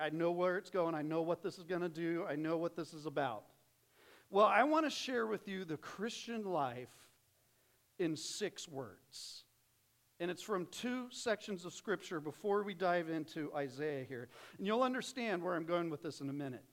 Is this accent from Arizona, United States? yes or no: yes; Phoenix, Arizona, United States; moved away as an adult; so I grew up in Phoenix, came out here for college